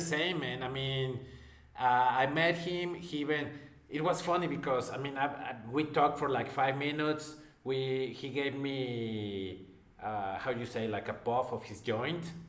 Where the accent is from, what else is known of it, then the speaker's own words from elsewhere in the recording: Mexico; I'm from Mexico